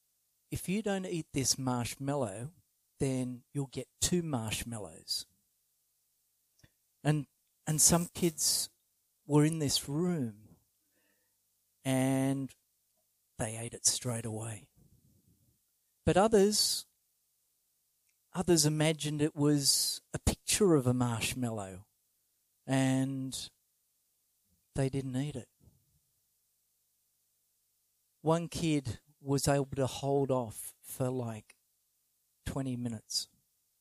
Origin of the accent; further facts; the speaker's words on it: Sydney, New South Wales, Australia; where I grew up in Sydney